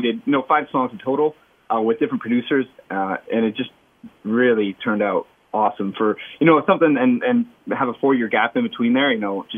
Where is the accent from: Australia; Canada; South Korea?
Canada; Amherstburg, Ontario; I grew up in Amherstburg.